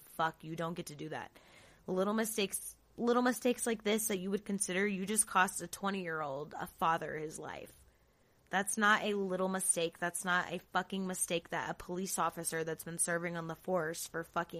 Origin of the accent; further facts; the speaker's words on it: Florida, United States; Jacksonville, fucking Florida. Shout out to my home state.